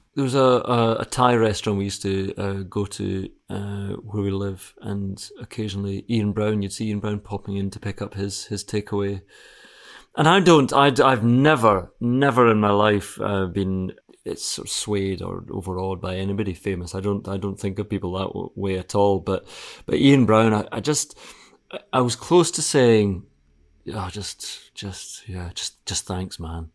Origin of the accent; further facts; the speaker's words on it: Scotland, United Kingdom; I'm Scottish